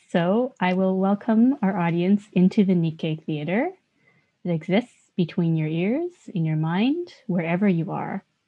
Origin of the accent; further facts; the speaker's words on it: Canada; a Yonsei, as a fourth generation Japanese Canadian